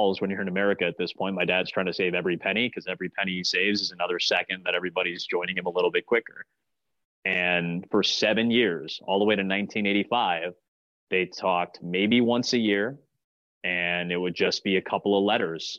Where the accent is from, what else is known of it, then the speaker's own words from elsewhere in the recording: United States; I was the first born in this country